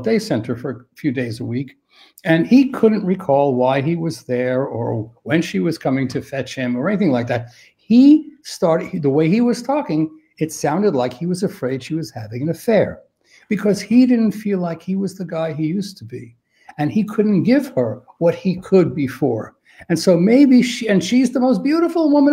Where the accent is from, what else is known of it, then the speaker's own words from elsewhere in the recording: New York City, New York, United States; I'm from New York City